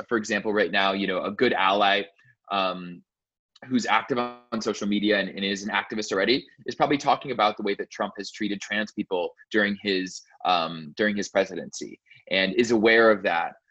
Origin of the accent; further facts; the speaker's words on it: Arizona, United States; growing up in Arizona